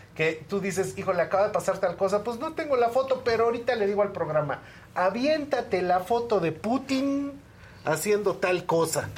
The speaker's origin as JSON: {"language": "Spanish", "country": "Mexico", "said": "para nosotros como mexicanos"}